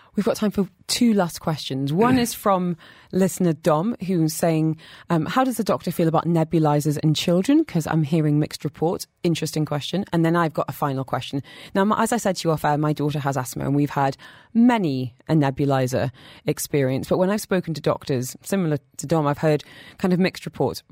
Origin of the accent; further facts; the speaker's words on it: United Kingdom; now in United Arab Emirates; as a Brit